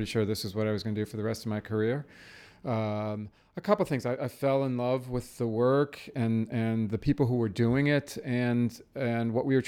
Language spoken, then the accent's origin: English; just outside of Cleveland, Ohio, United States; I grew up in just outside of Cleveland, Ohio.